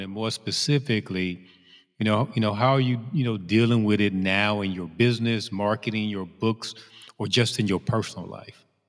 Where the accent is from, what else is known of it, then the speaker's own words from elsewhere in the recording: Chicago, Illinois, United States; another Chicagoan